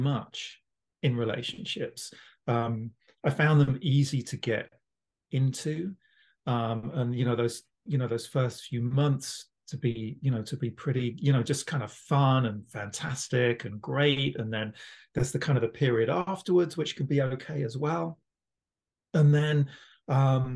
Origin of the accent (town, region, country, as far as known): London, United Kingdom; born or raised there; now in Toronto, Canada